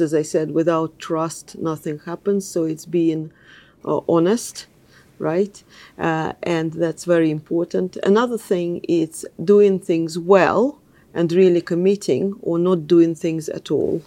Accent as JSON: {"language": "English", "region": "Moscow", "country": "Russia", "tie": "born or raised there", "also_born_or_lived": "London", "second_language": "English", "moved": "as an adult", "said": "I grew up in Russia"}